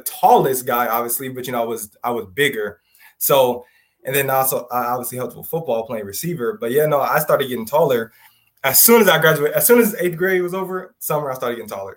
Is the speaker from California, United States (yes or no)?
yes; Southern California, United States; born or raised there